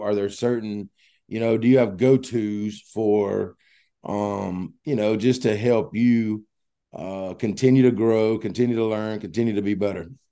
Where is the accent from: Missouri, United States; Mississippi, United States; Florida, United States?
Mississippi, United States; I grew up in Mississippi